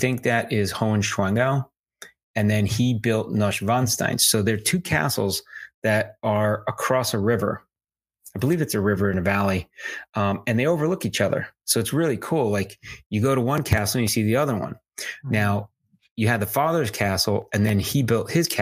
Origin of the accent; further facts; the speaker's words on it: United States; As an American